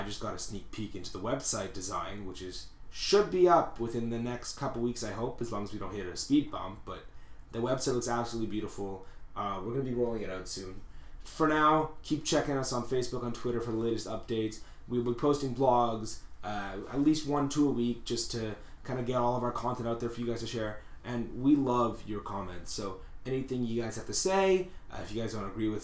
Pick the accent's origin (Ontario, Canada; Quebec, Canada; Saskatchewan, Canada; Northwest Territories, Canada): Quebec, Canada; Montreal; we are from Montreal